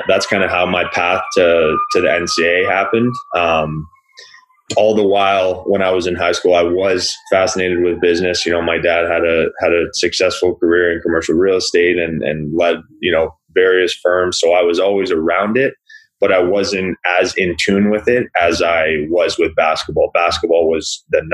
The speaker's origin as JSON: {"language": "English", "town": "Burlington", "region": "Ontario", "country": "Canada", "tie": "born or raised there", "said": "When I was growing up in Burlington"}